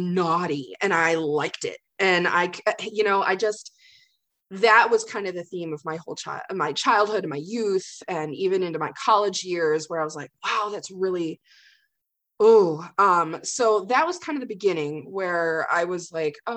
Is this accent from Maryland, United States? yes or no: no; Greenville, Michigan, United States; I grew up in Greenville, Michigan